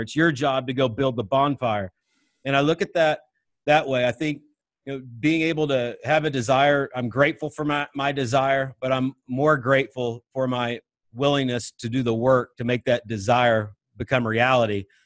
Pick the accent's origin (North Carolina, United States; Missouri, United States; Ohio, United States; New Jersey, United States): Missouri, United States; Northwest; I grew up in Northwest Missouri